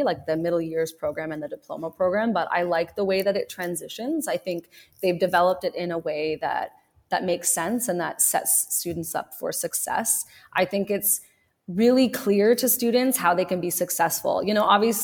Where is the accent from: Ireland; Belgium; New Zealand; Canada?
Canada; Ottawa, Ontario; I grew up in Ottawa, so I was always in French immersion